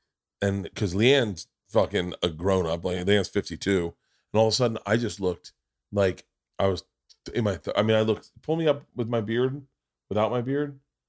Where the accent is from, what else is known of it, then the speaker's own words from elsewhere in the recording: Florida, United States; And growing up in Florida, you did not want to be fair skinned. You wanted to be tan.